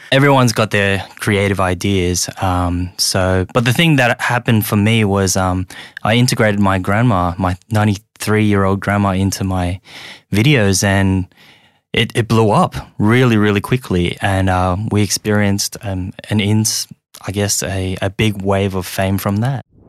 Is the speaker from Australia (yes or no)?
yes; Sydney, New South Wales, Australia; English is a second language; also born or lived in Hong Kong; I'm just an immigrant that came here when I was very young um, and ended up growing up in Australia eating Vegemite sandwiches